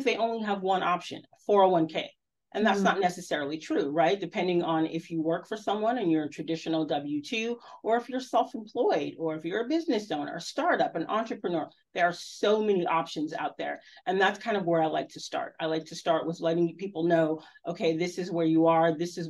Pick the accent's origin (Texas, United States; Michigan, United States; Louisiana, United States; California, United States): California, United States; Southern; moved away as an adult; I'm from Southern California